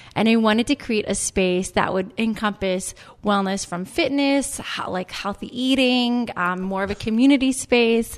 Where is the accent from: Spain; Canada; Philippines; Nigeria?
Canada; moved away as an adult; also born or lived in New York; now in United States; I'm Canadian. I went to business school in Canada, and then I moved to New York